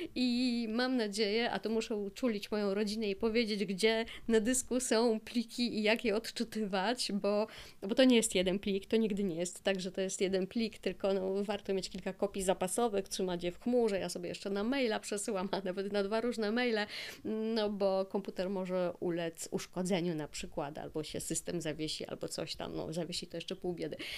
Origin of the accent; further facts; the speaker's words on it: Silesian Voivodeship, Poland; ja jestem ze Śląska, mieszkam na Śląsku już wiele lat